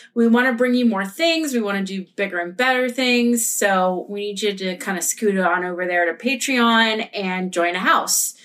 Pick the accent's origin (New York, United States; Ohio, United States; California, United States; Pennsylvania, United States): Pennsylvania, United States; Pittsburgh; we're from Pittsburgh